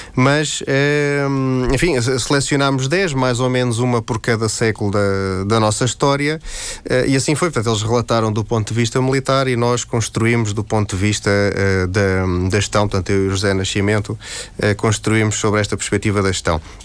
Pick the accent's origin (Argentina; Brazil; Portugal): Portugal; Terceira, Azores; eu sou açoriano, eh, mais concretamente terceirense